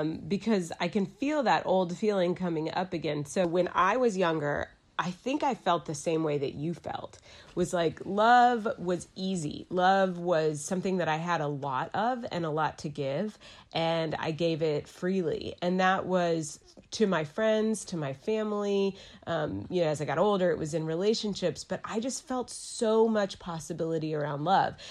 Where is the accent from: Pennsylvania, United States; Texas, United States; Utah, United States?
Texas, United States; Dallas; moved away as an adult; also born or lived in New York City; now in Asheville, United States; I'm from Dallas, Texas. I moved to Asheville, North Carolina